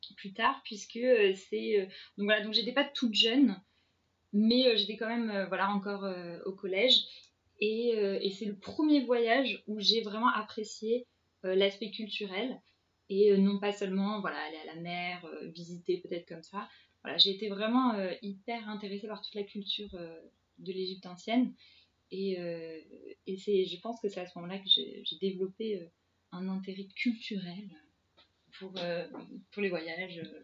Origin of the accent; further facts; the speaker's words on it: Paris, Île-de-France, France; je suis parisienne